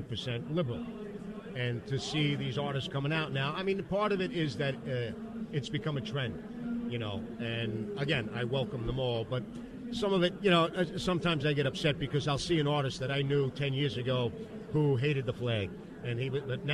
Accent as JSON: {"language": "English", "region": "New York", "country": "United States", "accent": "New York", "said": "my New York accent and my Italian-Sicilian personality"}